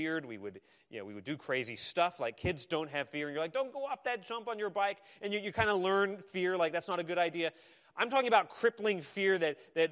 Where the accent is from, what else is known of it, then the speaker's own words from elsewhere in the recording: Arizona, United States; I grew up in Arizona.